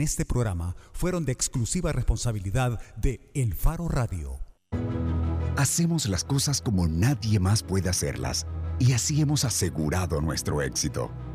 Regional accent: El Salvador; la guerra en mi país

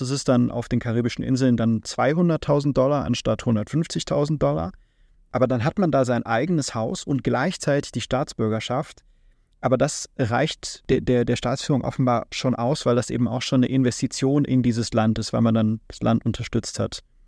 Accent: Germany; also born or lived in Japan; wir als Deutsche

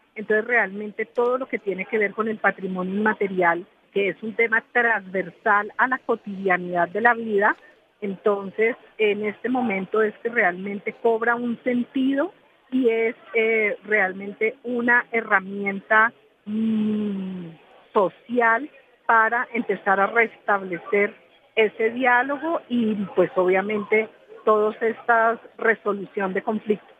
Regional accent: Colombia; lo que somos como colombianos

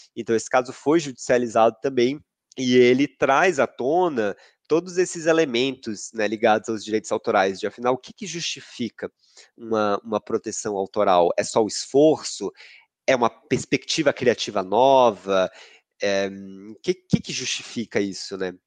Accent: Salvador, Bahia, Brazil; now in São Paulo, Brazil; eu sou de Salvador, sou baiano, eu estou com bastante saudade da minha terra

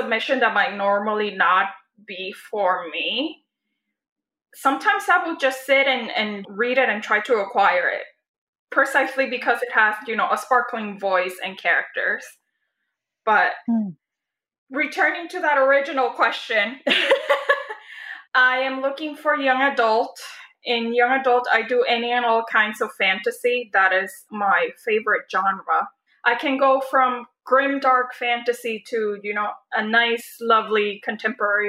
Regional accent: Puerto Rico; moved away; I was born and raised in Puerto Rico

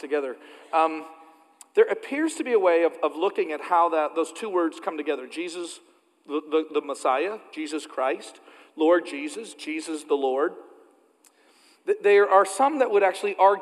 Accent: Canada; moved away; As a Canadian who grew up in a really, really small church

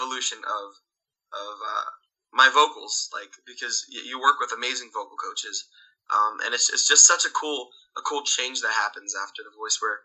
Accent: Williamstown, New Jersey, United States; I'm from Williamstown, New Jersey

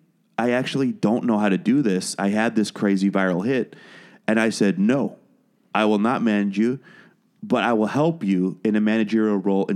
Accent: Wales, United Kingdom; born there; now in United States; You can't hear it in my accent, but I was born in Wales. I'm a British citizen

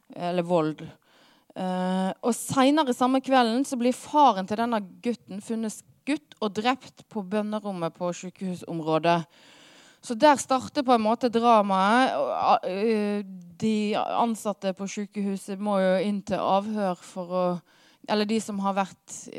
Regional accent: Hardanger, Vestland, Norway; moved away; jeg kommer fra Hardanger

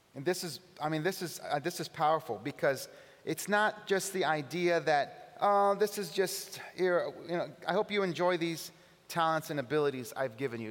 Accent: California, United States; now in Buffalo, United States; I'm from California

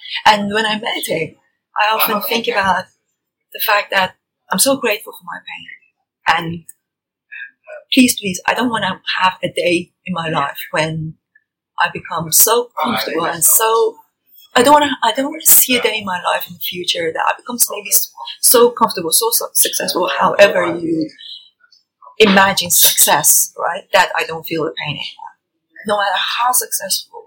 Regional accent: Tehran, Tehran Province, Iran; moved away as an adult; now in United Kingdom; I was born and brought up in Tehran

